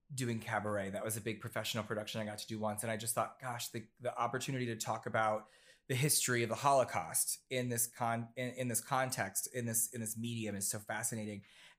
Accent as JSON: {"language": "English", "region": "Ohio", "country": "United States", "tie": "born or raised there", "lives_now": "New York City, United States", "said": "No, so I was raised in Southern Ohio, and the reason I bring that up is because both my parents are Marines."}